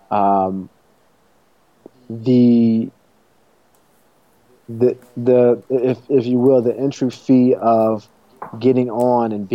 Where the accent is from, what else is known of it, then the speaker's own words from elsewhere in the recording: Chicago, Illinois, United States; also born or lived in Los Angeles; I'm from Chicago